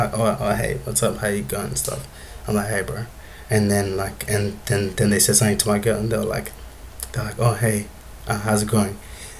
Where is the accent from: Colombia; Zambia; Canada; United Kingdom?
Zambia; moved away; And then I'm like, Zambia.